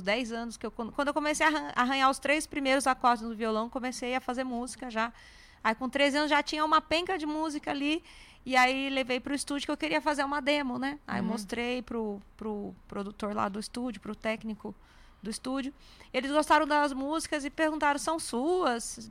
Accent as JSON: {"language": "Portuguese", "town": "Santo André", "region": "São Paulo", "country": "Brazil", "tie": "born or raised there", "moved": "as an adult", "lives_now": "São Paulo, Brazil", "said": "no Instituto M. Maia, em Santo André, que é minha cidade natal. Nasci Santo André"}